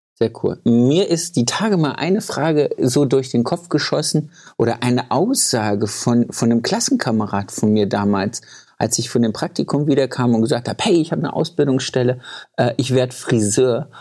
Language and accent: German; Thuringia, Germany; ich komme ja aus Thüringen.